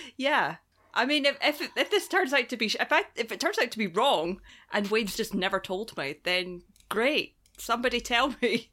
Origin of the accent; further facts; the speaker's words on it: Scotland, United Kingdom; moved away; I'm from Scotland